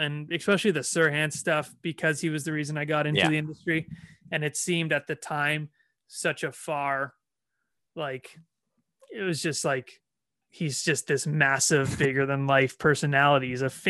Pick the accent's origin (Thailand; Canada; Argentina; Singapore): Canada; Toronto, Ontario; that was kind of my way to say, hey, I'm from Toronto.